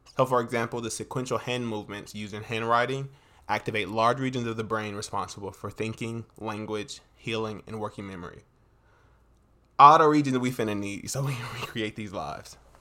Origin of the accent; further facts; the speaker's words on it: North Carolina, United States; I'm from North Carolina.